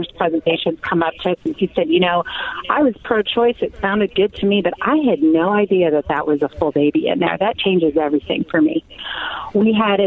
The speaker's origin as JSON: {"language": "English", "town": "St. Louis", "region": "Missouri", "country": "United States", "tie": "born or raised there", "moved": "yes", "lives_now": "Omaha, United States", "said": "I went back to my hometown of St. Louis"}